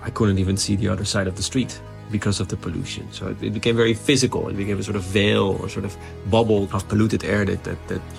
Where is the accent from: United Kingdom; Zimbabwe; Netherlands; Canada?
Netherlands; I'm from the Netherlands, eh? So we live under sea level